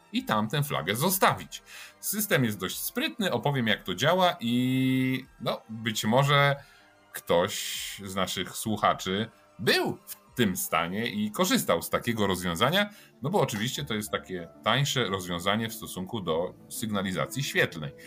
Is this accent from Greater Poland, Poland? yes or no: yes; Poznań, Greater Poland, Poland; włączyła mi się moja poznańska dusza